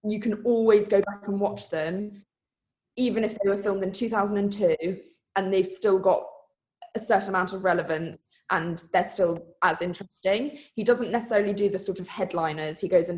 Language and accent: English; Sussex, South East England, United Kingdom; from Sleepy Sussex